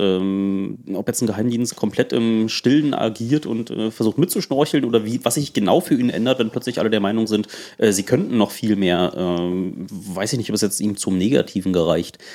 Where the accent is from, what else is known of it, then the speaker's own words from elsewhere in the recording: East Germany, Germany; ich komme auch aus dem Osten